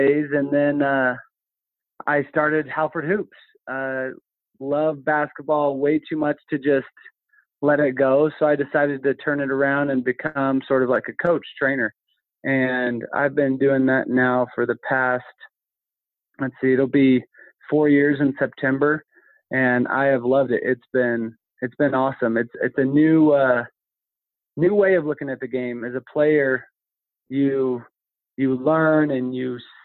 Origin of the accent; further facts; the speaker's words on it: Orem, Utah, United States; I grew up in Orem, Provo area here in Utah